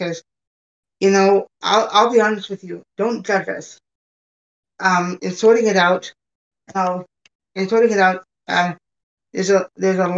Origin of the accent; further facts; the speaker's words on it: Hamilton, Ontario, Canada; now in United States; I was born in Canada. Born at McMaster Hospital